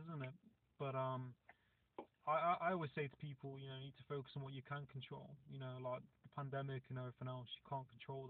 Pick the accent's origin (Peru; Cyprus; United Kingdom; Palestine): United Kingdom; Nottingham, East Midlands; now in Cornwall, United Kingdom; I'm from Nottingham originally, which is quite a big city. It's in part of the East Midlands, near like Birmingham and Leicester and places like that.